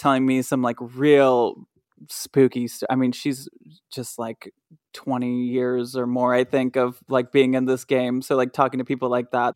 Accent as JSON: {"language": "English", "region": "Michigan", "country": "United States", "tie": "born or raised there", "said": "where I grew up in Michigan"}